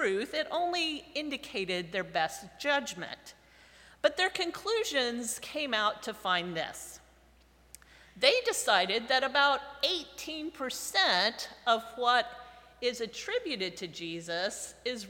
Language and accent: English; United States; I come from America, right? From North America, from the United States